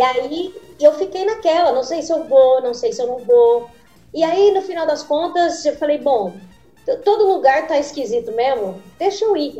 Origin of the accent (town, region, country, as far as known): Brazil; moved away as an adult; also born or lived in São Paulo